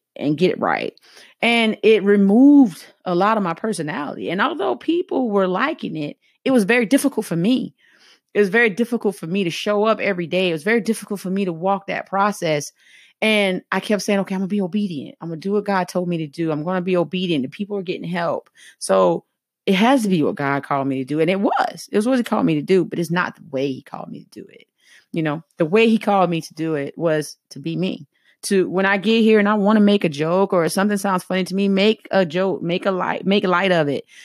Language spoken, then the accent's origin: English; the South, United States; accent: heavy Southern; I'm from the South